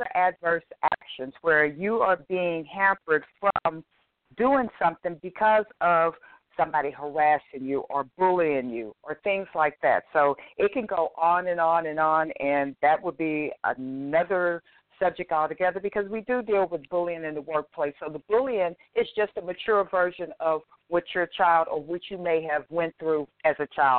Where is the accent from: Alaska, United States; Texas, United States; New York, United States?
Texas, United States; When I'm from Texas, which is Chapter 21